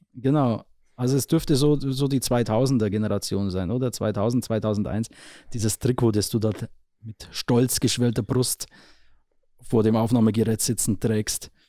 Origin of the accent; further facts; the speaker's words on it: Neusorg, Bavaria, Germany; also born or lived in Marktredwitz / Weiden / Nabburg; Ich komme ja aus dem Kern aus Neusorg, stamme ich